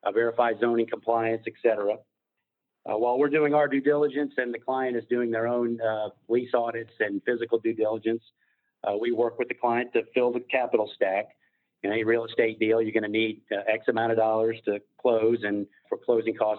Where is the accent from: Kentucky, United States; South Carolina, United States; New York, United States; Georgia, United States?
Georgia, United States; Atlanta; I was born in Atlanta, attended University of Georgia Law School